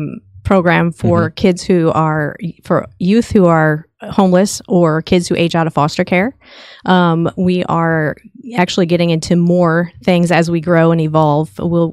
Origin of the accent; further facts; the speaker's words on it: Chicago, Illinois, United States; now in Texas, United States; And, you know, we came from Chicago. It's not the ideal state to live in.